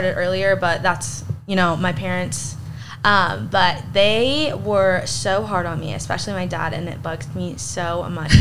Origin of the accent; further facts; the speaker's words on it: Abilene, Texas, United States; moved away as an adult; now in Alpine, United States; I just ultimately didn't want to stay in Abilene. I was like, I need to get out. And then I came to Alpine